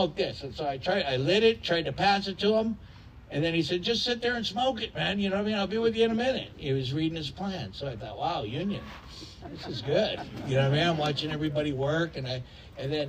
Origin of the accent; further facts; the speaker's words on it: La Puente, California, United States; I grew up in La Puente